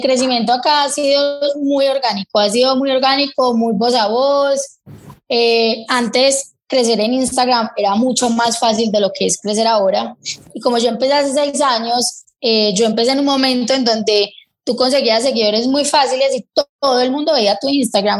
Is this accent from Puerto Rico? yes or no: no; Medellín, Antioquia, Colombia; yo soy de acá de Medellín